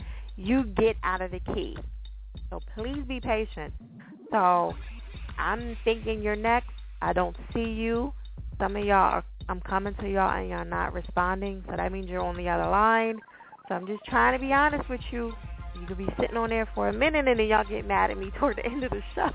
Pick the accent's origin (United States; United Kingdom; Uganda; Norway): United States; New Jersey; I'm from Jersey. People don't know that, but I'm from Jersey